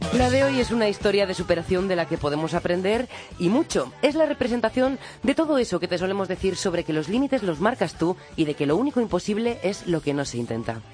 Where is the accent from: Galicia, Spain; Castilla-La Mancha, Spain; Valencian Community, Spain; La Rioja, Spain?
La Rioja, Spain; Santo Domingo de la Calzada; born or raised there; moved away